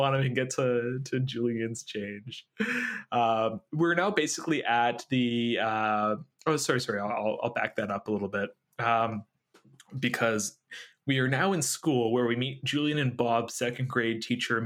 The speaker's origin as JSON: {"language": "English", "region": "Quebec", "country": "Canada", "tie": "born or raised there", "said": "I was born in Quebec."}